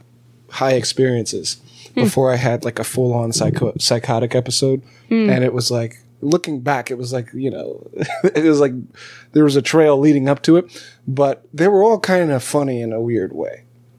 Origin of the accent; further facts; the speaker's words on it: California, United States; also born or lived in Alabama; I was a guy from California and Alabama.